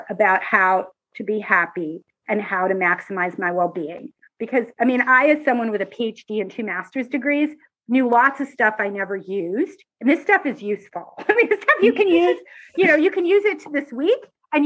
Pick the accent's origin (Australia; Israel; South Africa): Israel; I'm Israeli